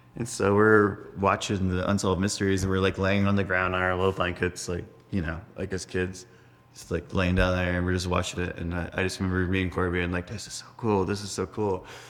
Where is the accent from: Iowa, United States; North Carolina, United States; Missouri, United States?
North Carolina, United States; We Grew up in North Carolina.